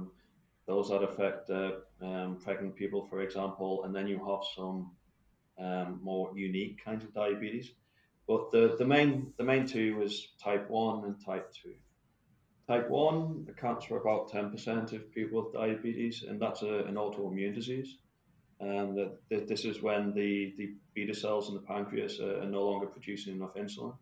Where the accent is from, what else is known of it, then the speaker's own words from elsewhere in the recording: United Kingdom; moved away; originally from the UK